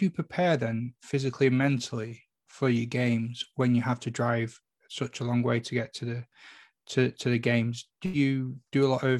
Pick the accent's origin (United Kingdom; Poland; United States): United Kingdom; Salford, North West England; I'm from Salford